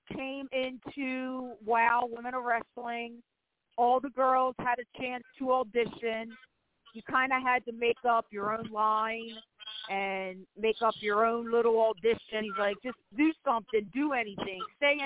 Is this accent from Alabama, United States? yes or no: no; Baltimore, Maryland, United States; I'm from Baltimore